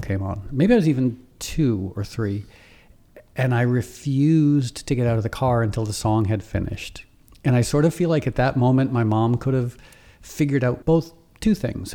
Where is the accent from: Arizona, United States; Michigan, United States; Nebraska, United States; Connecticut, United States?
Connecticut, United States; Darien; also born or lived in Harlem, New York; I grew up in this conservative, preppy, affluent town